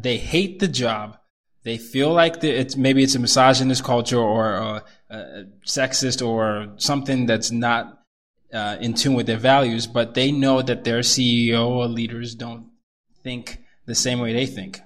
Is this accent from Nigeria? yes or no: yes; Nigeria; I'm Nigerian